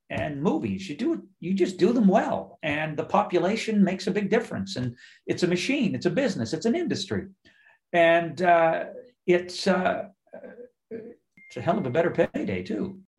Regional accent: Nova Scotia, Canada; I'm just up the ocean from you, where I was raised in Nova Scotia.

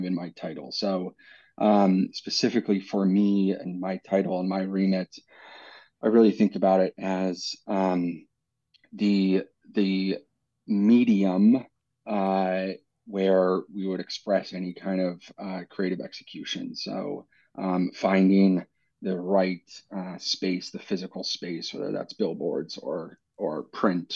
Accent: United States; moved away as an adult; also born or lived in New York; now in London, United Kingdom; I grew up in the States.

